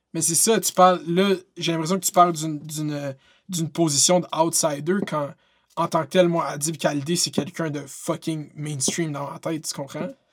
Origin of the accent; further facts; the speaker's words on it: Quebec, Canada; je suis québécois